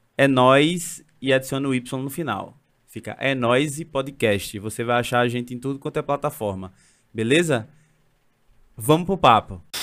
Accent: Recife, Pernambuco, Brazil; eu cresci num bairro, no Ibura

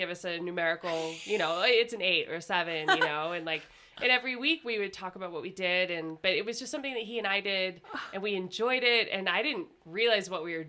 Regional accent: Idaho, United States; So I'm from Southern Idaho. And when I graduated from Pocatello High, I went to Boise State for 1 year.

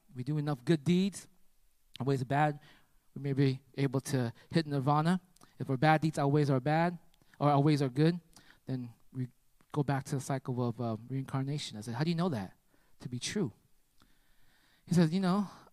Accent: United States; I'm from America

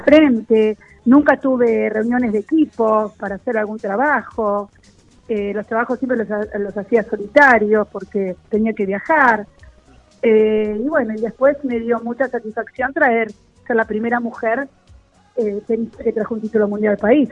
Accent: Buenos Aires, Argentina; yo nací acá en Villurquiza

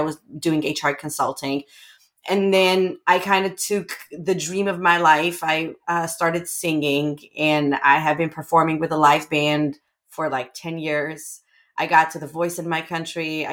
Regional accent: Armenia; moved away as an adult; now in San Diego, United States; I'm originally from Armenia. That's what I've been born, raised, lived my whole life, had my first 2 degrees

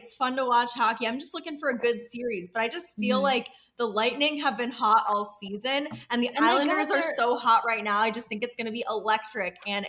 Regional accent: Pittsburgh, Pennsylvania, United States; We're from Pittsburgh.

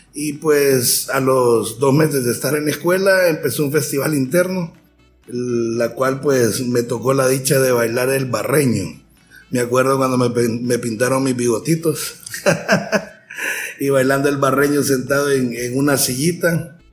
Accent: San Pedro Sula, Cortés, Honduras; born or raised there; also born or lived in Tegucigalpa

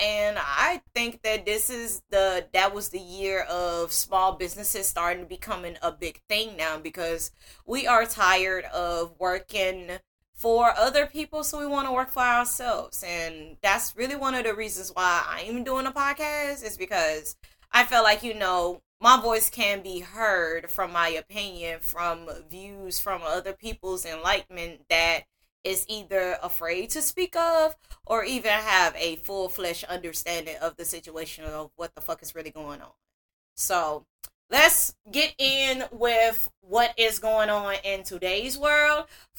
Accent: Greenville, Mississippi, United States; Now, I am a born and raised Mississippian, for those that don't know. I was born in Greenville on the east side.

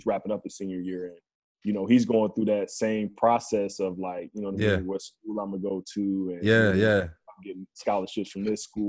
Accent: Cleveland, Ohio, United States; born or raised there; also born or lived in Youngstown, Ohio

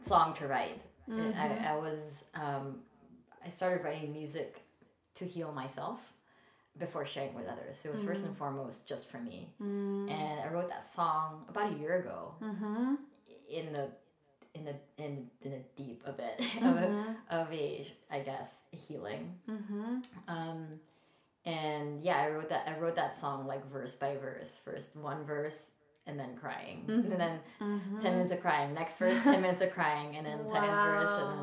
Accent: Philippines; moved away; I was born and raised in the Philippines, and I came from a very conservative Catholic family.

